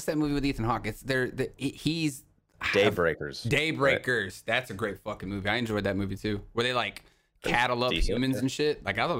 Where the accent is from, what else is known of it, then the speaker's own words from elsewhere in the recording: the South, United States; I loved …. I grew up in the South. R&B, baby.